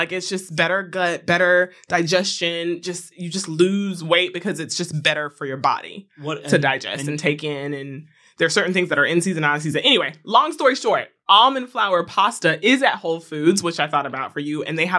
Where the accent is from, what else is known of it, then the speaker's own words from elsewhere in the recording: Florida, United States; as a person who is from the South, Florida